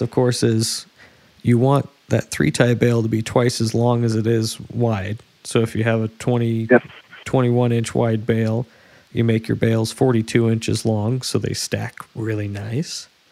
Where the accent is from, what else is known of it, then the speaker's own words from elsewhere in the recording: West Coast, United States; I'm from the West Coast